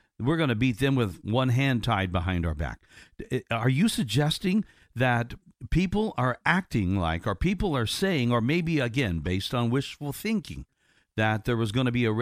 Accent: Indiana, United States; I grew up with in Indiana

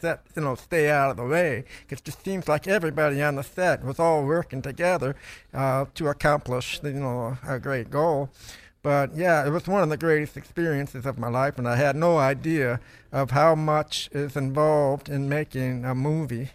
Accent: Toledo, Ohio, United States; I grew up in Toledo, Ohio

